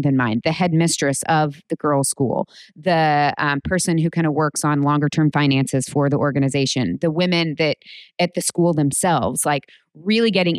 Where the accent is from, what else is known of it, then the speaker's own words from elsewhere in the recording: United States; I grew up in America